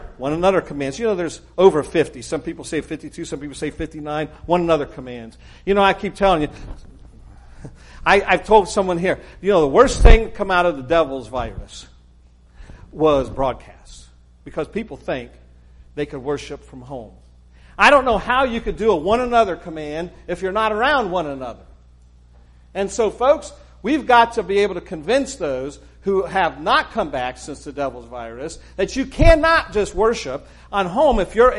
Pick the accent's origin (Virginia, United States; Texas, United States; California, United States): Texas, United States; accent: not quite Northern, not quite Southern; also born or lived in Arkansas / Memphis / Oklahoma City / Ohio; So my accent isn't quite Northern, not quite Southern. As a young person, I spent a number of years in Texas growing up